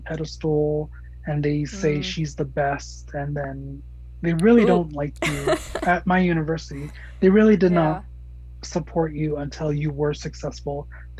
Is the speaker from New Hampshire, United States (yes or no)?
no; Gallup, New Mexico, United States; also born or lived in Tennessee; And since I came from Tennessee, that's, I call Tennessee home. I'm from Gallup, New Mexico, but I call Tennessee home.